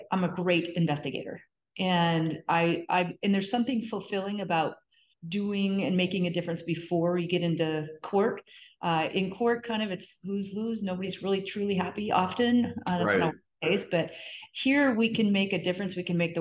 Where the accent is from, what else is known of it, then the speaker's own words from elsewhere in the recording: North Dakota, United States; moved away as an adult; also born or lived in California; I grew up in North Dakota on a farm